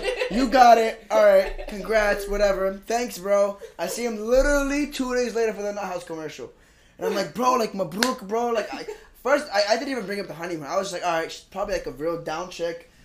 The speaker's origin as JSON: {"language": "English", "town": "Philadelphia", "region": "Pennsylvania", "country": "United States", "said": "I'm from Philadelphia."}